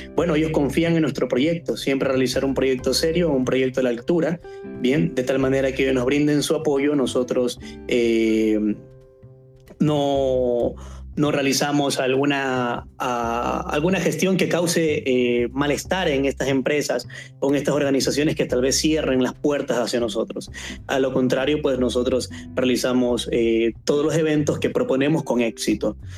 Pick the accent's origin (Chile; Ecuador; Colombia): Ecuador; aquí en Ecuador, en mi país